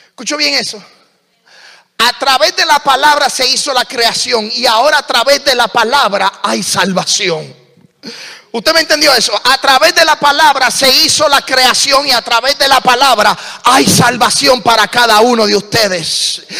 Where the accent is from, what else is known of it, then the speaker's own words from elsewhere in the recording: Puerto Rico; soy puertorriqueño, hablo bien rápido.